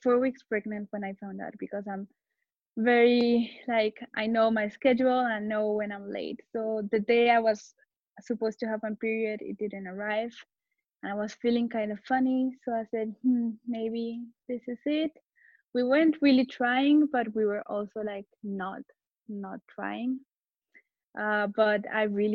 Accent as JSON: {"language": "English", "country": "Colombia", "also_born_or_lived": "Barcelona, Spain", "moved": "yes", "lives_now": "Madrid, Spain", "said": "I'm from Colombia, but I live in Madrid."}